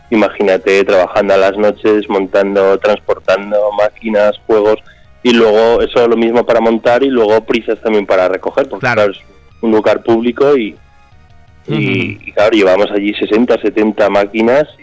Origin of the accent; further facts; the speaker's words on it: Murchante, Navarre, Spain; En la Casa de Cultura de, mi pueblo, en Murchante.